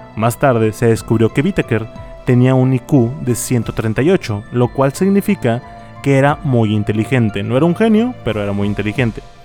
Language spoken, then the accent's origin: Spanish; Monterrey, Nuevo León, Mexico; accent: regio; soy de Monterrey.